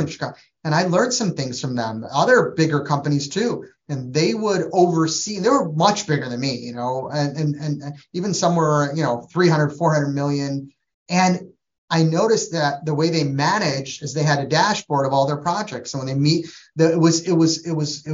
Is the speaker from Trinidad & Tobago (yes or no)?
yes; Trinidad & Tobago; moved away; I'm from Trinidad, West Indies, so we're Asian Indian